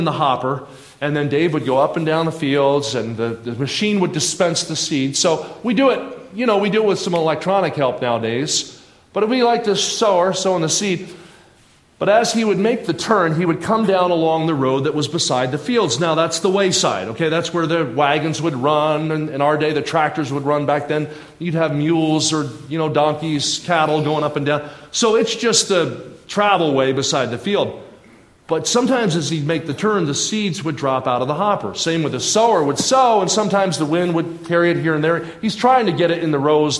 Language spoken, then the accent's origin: English; southern New Jersey, United States; moved away; I grew up in southern New Jersey, about 20 minutes outside of Philadelphia.